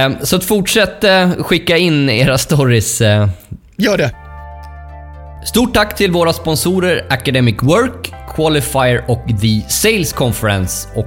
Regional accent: Dalarna County, Sweden; accent: dalmål; mitt dalmål, dalmål som jag har lite mer naturligt ja, när jag är i, i, i Borlänge.

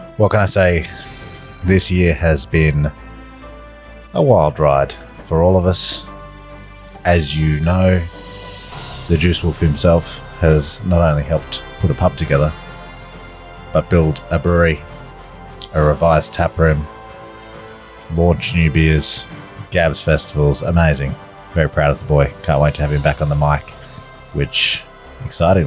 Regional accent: Tasmania, Australia; And my home state of Tasmania

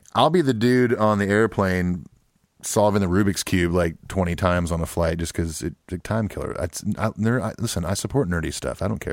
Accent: Southern California, United States; growing up in California

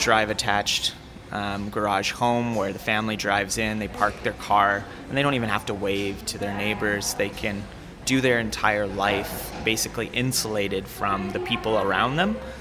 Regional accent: Calgary, Alberta, Canada; I grew up in North Calgary and seldom came south

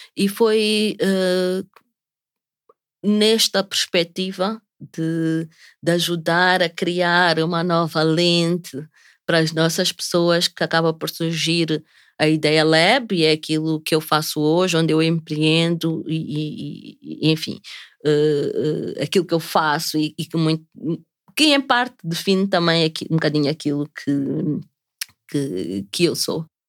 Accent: Maputo, Maputo City, Mozambique; sou nascida e crescida aqui em Maputo

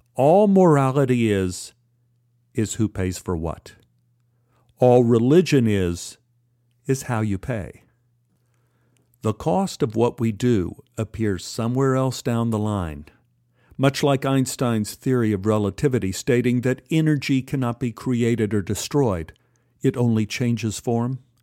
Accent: Dallas, Texas, United States; me growing up in Oak Cliff.

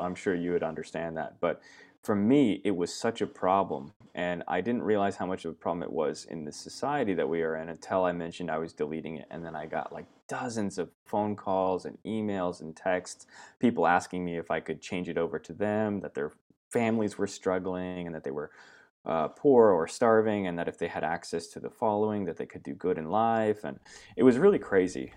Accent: Myrtle Creek, Oregon, United States; moved away as an adult; also born or lived in Virginia; now in Australia; I was born in Virginia, uh, but then I moved to Oregon when I was, uh, young, young boy, about five years old, and I grew up in Southern Oregon in a really small town called Myrtle Creek.

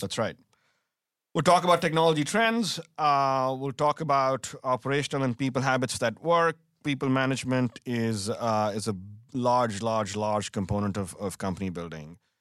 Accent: India; moved away as an adult; also born or lived in Delhi, India; now in United States; growing up in India

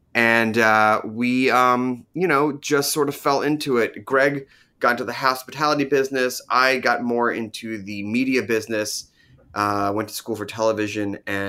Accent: Philadelphia, Pennsylvania, United States; So we grew up in Philadelphia, born in Philadelphia, raised in Ballard-Kenwood on the Main Line.

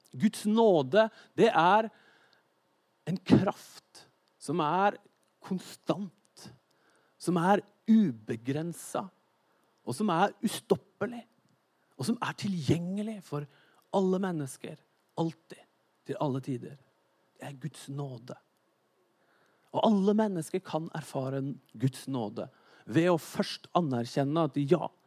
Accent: Norway; jeg er nordmenn

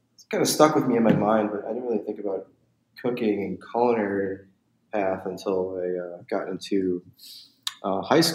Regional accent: Chicago, Illinois, United States; moved away; I grew up in the Chicagoland area, just in the suburbs of Chicago. I was born there

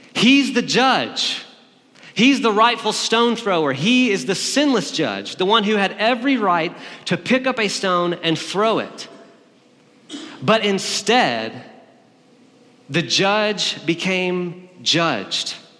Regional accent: Alabama, United States; also born or lived in Berkeley, California; now in Nashville, United States; I'm from Alabama

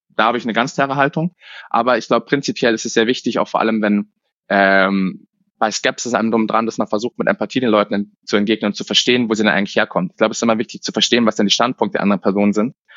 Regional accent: Munich, Bavaria, Germany; Ich bin in München aufgewachsen und habe es nie rausgeschafft

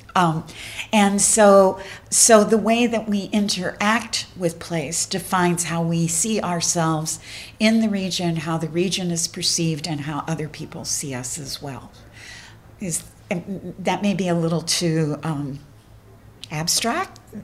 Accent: Appalachian Mountains, United States; I come from the Appalachian Mountains, and I identify as an Appalachian.

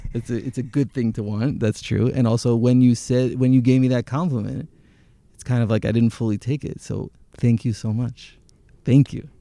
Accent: Jerusalem, Jerusalem District, Israel; also born or lived in Teaneck, New Jersey, United States / Hashmonaim; I grew up in, in Jerusalem, in Jerusalem.

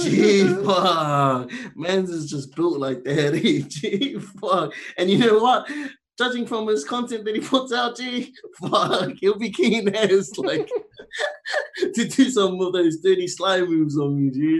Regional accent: South Auckland, Auckland, New Zealand; born there; I was born in South Auckland.

